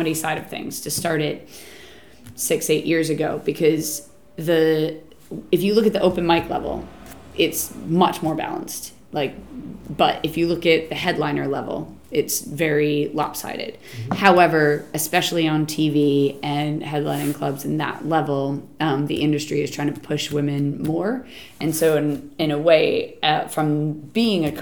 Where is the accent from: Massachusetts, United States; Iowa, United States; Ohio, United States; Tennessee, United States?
Massachusetts, United States; Boston; moved away as an adult; now in England; I'm American, but don't worry, I'm from a bit of the States close enough to Canada